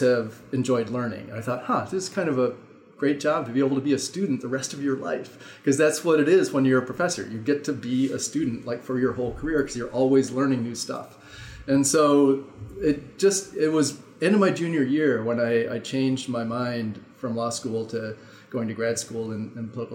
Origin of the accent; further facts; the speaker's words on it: Midwest, United States; also born or lived in Indiana / Durham, North Carolina; now in Madison, United States; I grew up in the Midwest. I went in Indiana, went to undergrad at Indiana